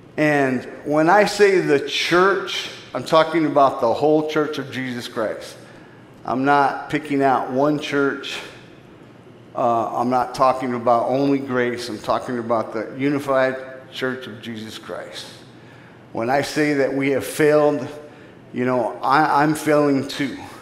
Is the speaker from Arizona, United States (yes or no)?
yes; Phoenix, Arizona, United States; I grew up in Phoenix, Arizona. I grew up in the inner city